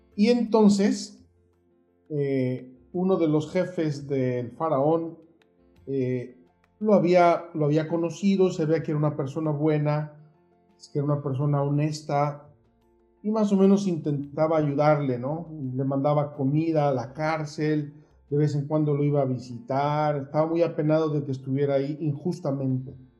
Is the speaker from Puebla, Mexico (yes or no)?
yes; Puebla, Mexico; moved away as an adult; also born or lived in Jerusalem; soy originario de Puebla